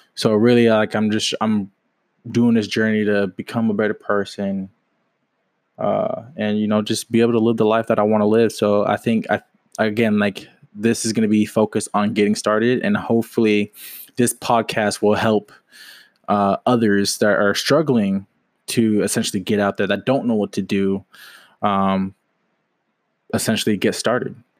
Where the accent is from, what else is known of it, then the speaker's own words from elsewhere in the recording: Washington, United States; moved away as an adult; now in Jacksonville, United States; I'm from Washington State, currently living in Jacksonville, Florida.